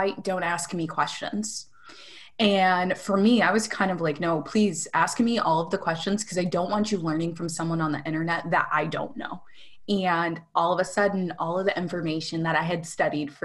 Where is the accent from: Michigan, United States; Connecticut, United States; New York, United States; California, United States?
Michigan, United States; Rochester; moved away as an adult; now in Sarasota, United States; I am from Rochester, Michigan, which is about an hour north of Detroit. I moved to Sarasota, Florida about 2 years ago